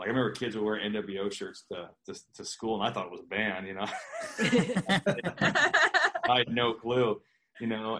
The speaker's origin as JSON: {"language": "English", "region": "Pacific Northwest", "country": "United States", "tie": "born or raised there", "said": "I'm from the Pacific Northwest. So I got to see, you know, Roddy Piper"}